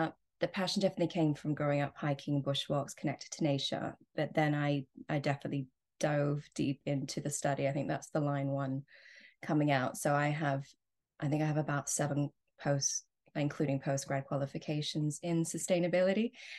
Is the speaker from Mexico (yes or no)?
no; Australia; So I am Australian, and even though I don't sound it, and growing up in Australia, I was very connected to the bush and nature.